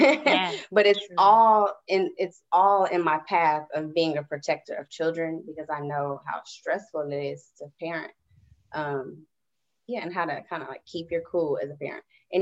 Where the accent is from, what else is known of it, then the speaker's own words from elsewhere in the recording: Houston, Texas, United States; also born or lived in Decatur, Illinois; I was born in Decatur, Illinois. Grew up Houston, and I've lived in a lot of places, y'all.